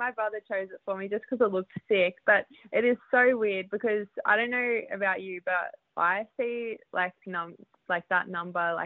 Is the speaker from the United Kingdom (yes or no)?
no; New South Wales, Australia; moved away as an adult; also born or lived in Queensland / Canberra; now in Southern California, United States; I grew up in New South Wales, but yeah, I'm from Queensland